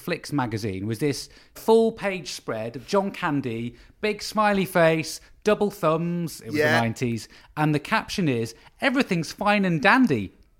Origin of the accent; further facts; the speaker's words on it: Windermere, North West England, United Kingdom; moved away; I'm from Windermere originally.